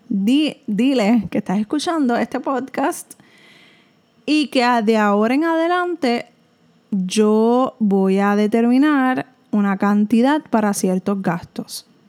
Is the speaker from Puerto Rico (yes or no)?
yes; Puerto Rico; En Puerto Rico aunque somos un territorio americano